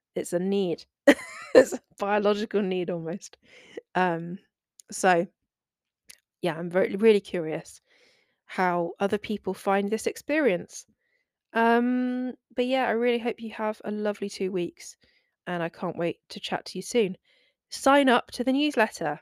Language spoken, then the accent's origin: English; England, United Kingdom; I am British